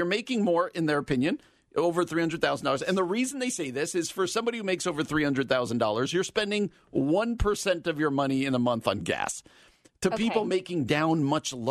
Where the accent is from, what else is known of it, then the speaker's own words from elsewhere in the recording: New Jersey, United States; from my home state of New Jersey